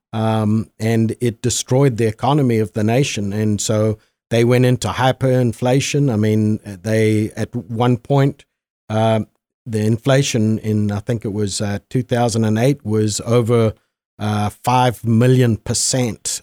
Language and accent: English; Zimbabwe; moved away as an adult; now in United States; I was born and raised there and came to the United States in, uh, nineteen eighty-seven